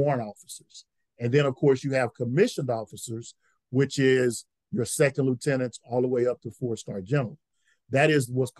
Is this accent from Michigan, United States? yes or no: no; Louisiana, United States; moved away as an adult; I'm from Louisiana.